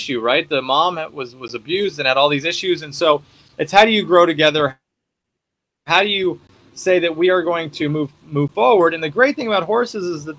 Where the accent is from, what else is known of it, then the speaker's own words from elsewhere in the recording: Colorado, United States; moved away; also born or lived in Wyoming / Montana; I was originally from Colorado, so I spent time up in Wyoming and Montana